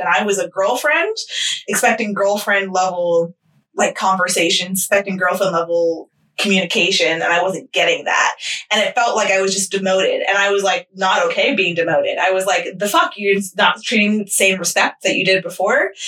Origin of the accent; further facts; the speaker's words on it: United States; I'm American